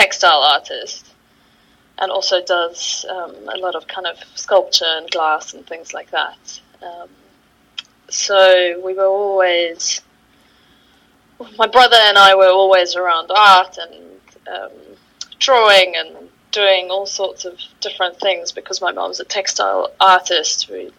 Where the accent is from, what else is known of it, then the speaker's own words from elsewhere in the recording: Johannesburg, Gauteng, South Africa; moved away as an adult; now in London, United Kingdom; I'm originally from South Africa. From Johannesburg, that's mm-hmm. kind of where I grew up